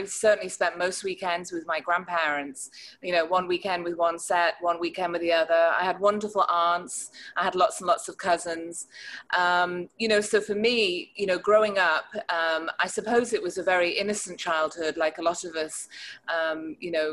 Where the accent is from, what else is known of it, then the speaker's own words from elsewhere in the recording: Chester, North West England, United Kingdom; moved away as an adult; now in Charlotte, United States; I grew up in the north of England in a county called Cheshire